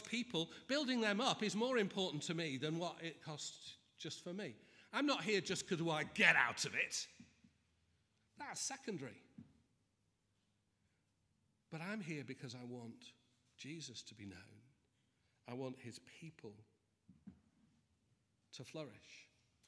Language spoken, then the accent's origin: English; Manchester, North West England, United Kingdom; moved away; I'm from Manchester